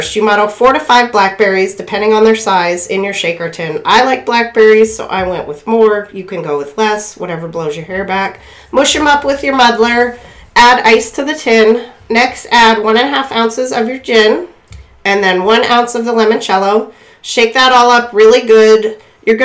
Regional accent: West County, Erie, Pennsylvania, United States; I'm from the West County, we have cider and crap out there

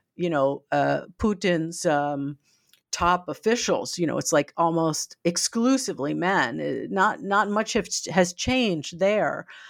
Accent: United States; as an American, uh, used to more freedoms

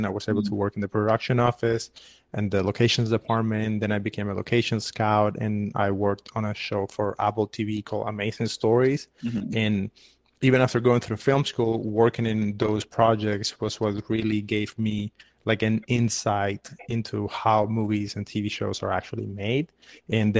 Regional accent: Havana, Cuba; moved away as an adult; now in United States; I'm a Cuban filmmaker. I was born and raised in Havana

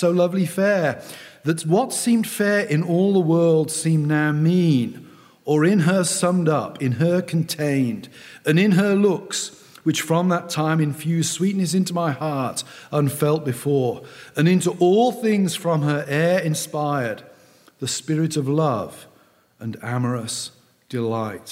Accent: South West England, United Kingdom; I grew up in the West Country of England, a fairly rural place

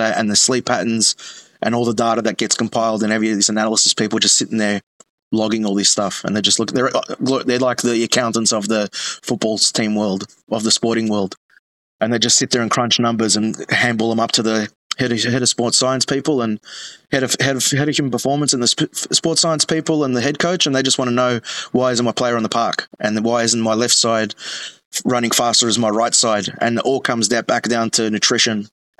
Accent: Thomastown, Victoria, Australia; I'm a proper Greek boy from the northern suburbs of Melbourne. So I grew up in Thomastown, born in Preston.

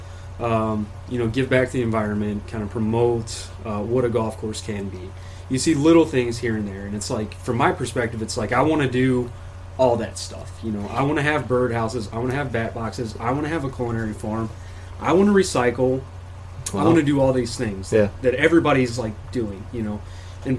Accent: Cincinnati, Ohio, United States; moved away as an adult; I'm a transplant from Cincinnati originally.

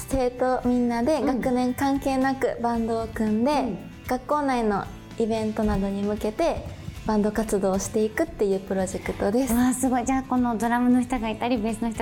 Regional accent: Akashi, Hyogo, Japan; 兵庫県の明石市出身です

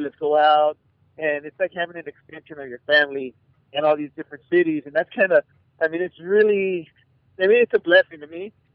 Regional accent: Arizona, United States; I'm from Arizona

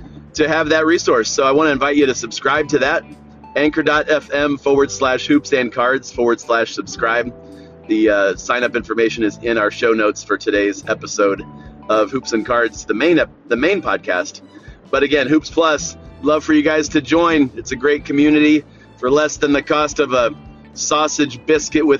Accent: Northeast Ohio, United States; my hometown here in Northeast Ohio

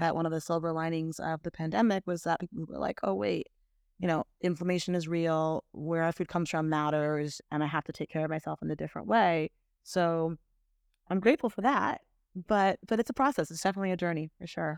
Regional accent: Miami, Florida, United States; growing up in Miami

